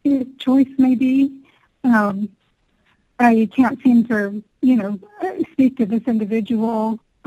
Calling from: Colorado Springs, Colorado, United States; I'm calling from Colorado Springs.

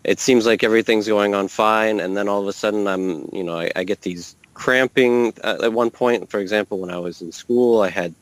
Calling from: Paris, Île-de-France, France; I'm calling in from Paris, France

